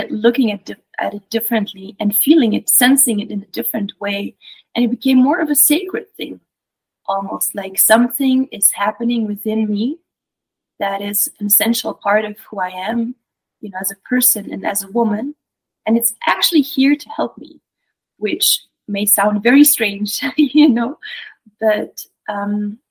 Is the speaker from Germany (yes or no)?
no; Belgium; moved away; I grew up in Europe. I'm originally from Belgium